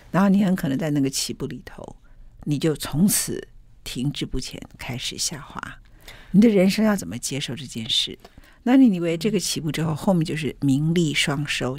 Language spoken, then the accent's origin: Chinese; Taiwan; 我们台湾人